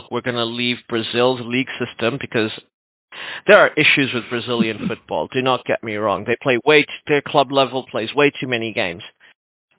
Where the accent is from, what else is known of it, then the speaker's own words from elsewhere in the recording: New Zealand; I'm from New Zealand